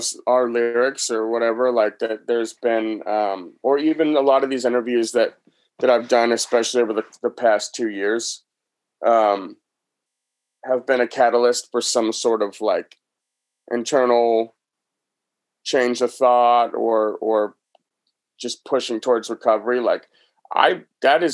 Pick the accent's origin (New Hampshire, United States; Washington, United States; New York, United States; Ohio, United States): New Hampshire, United States; moved away; back home where I grew up in New Hampshire